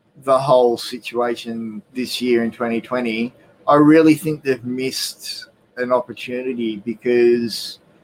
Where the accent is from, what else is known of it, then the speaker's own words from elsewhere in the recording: Australia; Being Australian